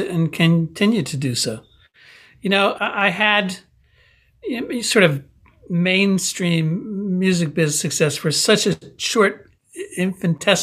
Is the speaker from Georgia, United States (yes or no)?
no; Paramus, New Jersey, United States; the life that I grew up in Paramus